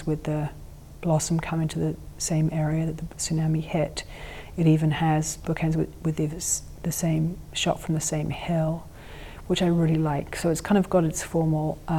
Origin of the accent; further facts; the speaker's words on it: England, United Kingdom; I grew up with this nuclear terror growing up in England